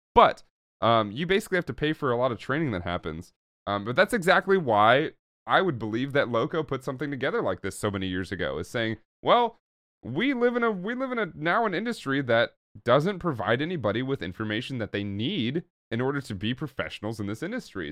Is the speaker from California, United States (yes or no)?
yes; Oakland, California, United States; growing up in Oakland, California, which I also did.